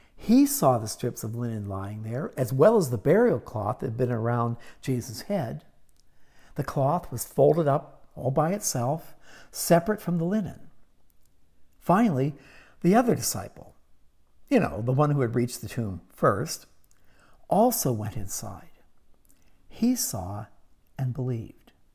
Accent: Pittsburgh, Pennsylvania, United States; I grew up in Pittsburgh, Pennsylvania, in the 1950s and early 60s

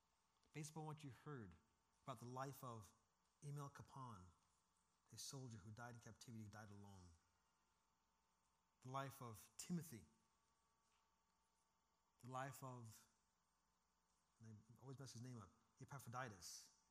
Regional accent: Seattle, Washington, United States; I come from Seattle where that is a very, very true statement.

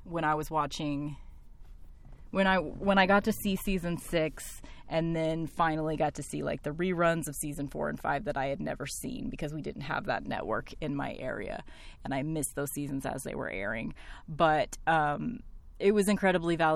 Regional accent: Tornado Alley, next to Kansas, Midwest, United States; my hometown that I still live

